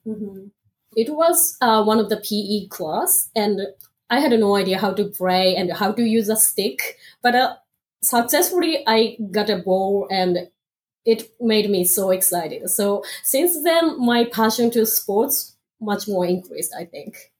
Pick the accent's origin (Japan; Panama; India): Japan; Aomori; English is a second language; moved away as an adult; also born or lived in Tokyo / Philadelphia / Michigan / Alabama; now in North Carolina, United States; I'm from north part of Japan. It's very, very north and very, very far from Tokyo